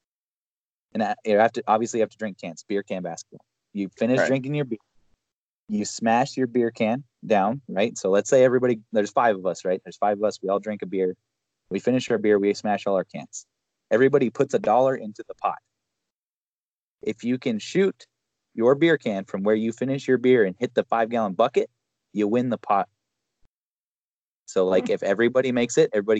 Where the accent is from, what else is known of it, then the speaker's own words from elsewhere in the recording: United States; I'm an American too.